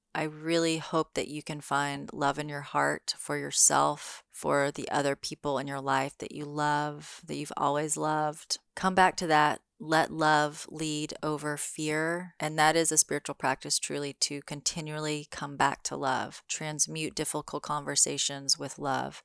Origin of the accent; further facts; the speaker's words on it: Memphis, Tennessee, United States; moved away; I'm in Memphis, Tennessee, my home state, at my mom's house